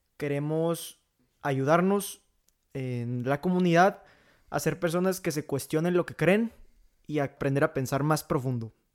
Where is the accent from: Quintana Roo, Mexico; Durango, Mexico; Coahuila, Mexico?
Coahuila, Mexico; Monclova; soy de la ciudad de Moncloa, Coahuila